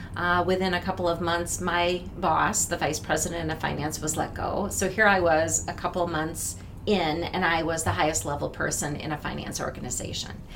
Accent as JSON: {"language": "English", "town": "Minneapolis", "region": "Minnesota", "country": "United States", "tie": "born or raised there", "moved": "yes", "said": "I grew up in Minneapolis. I went to Robbinsdale Armstrong High School."}